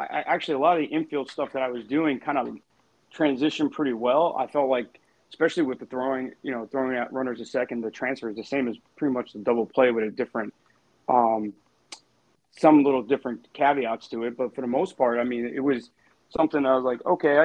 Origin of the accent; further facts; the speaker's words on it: New York City, New York, United States; I grew up in Brooklyn